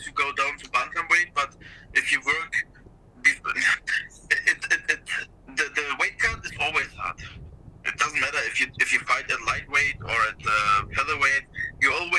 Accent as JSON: {"language": "English", "country": "Germany", "tie": "born or raised there", "said": "come to Germany to fight in my hometown"}